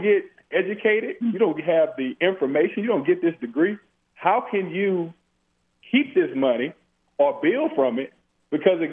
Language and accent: English; Louisiana, United States; I'm from Louisiana